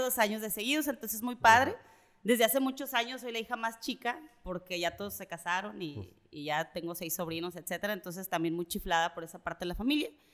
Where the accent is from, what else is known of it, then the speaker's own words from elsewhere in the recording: Mexico City, Mexico; moved away as an adult; also born or lived in Nuevo León; now in Monterrey, Mexico; yo soy chilanga, nací en la Ciudad de México